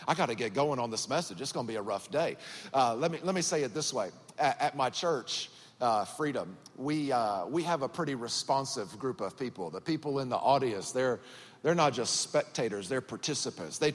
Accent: Georgia, United States; born or raised there; accent: country; also born or lived in Miami, Florida

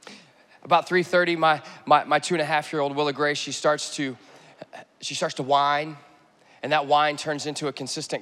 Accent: Texas, United States; moved away; I'm from Texas

